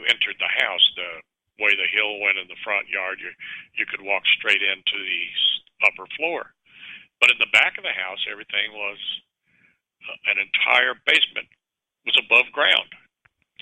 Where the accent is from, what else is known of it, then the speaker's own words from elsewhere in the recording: Richmond, California, United States; also born or lived in San Pablo, California; Richmond, California, my home town. I grew up in Richmond, California, in San Pablo